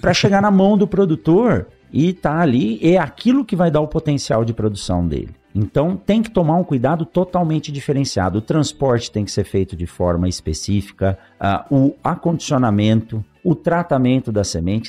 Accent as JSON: {"language": "Portuguese", "region": "São Paulo", "country": "Brazil", "tie": "born or raised there", "also_born_or_lived": "Botucatu", "said": "Eu nasci em São Paulo, na capital, estudei, fiz o, o ensino médio"}